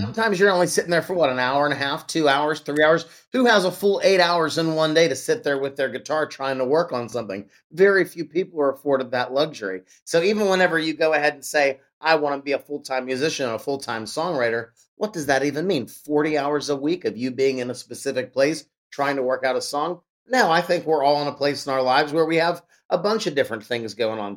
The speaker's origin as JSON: {"language": "English", "town": "Pittsburgh", "region": "Pennsylvania", "country": "United States", "tie": "born or raised there", "said": "my hometown of Pittsburgh, Pennsylvania"}